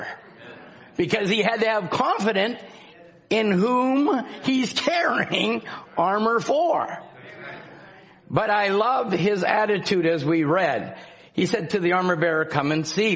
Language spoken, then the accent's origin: English; Scotland, United Kingdom; I'm Scottish